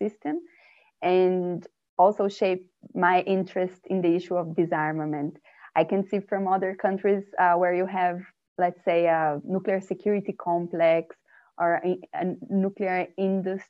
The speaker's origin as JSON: {"language": "English", "country": "Brazil", "said": "from a Brazilian perspective"}